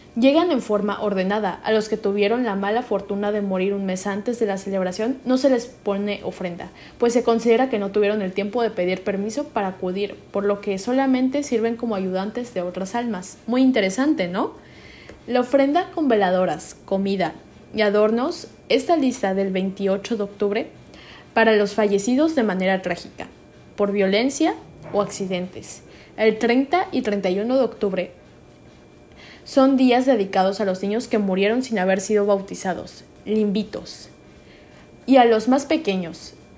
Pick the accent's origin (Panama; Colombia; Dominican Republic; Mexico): Mexico; nos caracteriza mucho como mexicanos el Día de Muertos